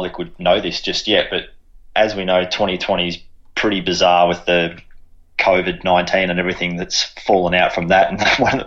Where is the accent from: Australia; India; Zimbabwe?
Australia; Brisbane, Queensland; I grew up in Brisbane